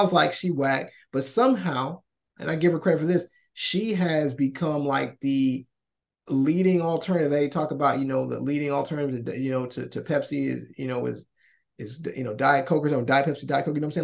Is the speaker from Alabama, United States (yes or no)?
yes; Alabama, United States; we're black people from Alabama